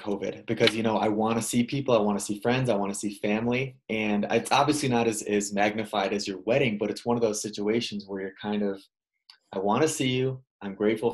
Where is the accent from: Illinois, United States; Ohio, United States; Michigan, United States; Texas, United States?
Illinois, United States; I grew up in Illinois